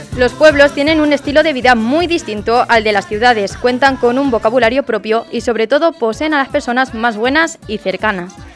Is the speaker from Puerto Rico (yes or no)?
no; Alberic, Valencian Community, Spain; moved away; mi pueblo es Alberic. Ni Alberique ni Alberic. Así, acaba así. Y a ver, es que en Valencia mi pueblo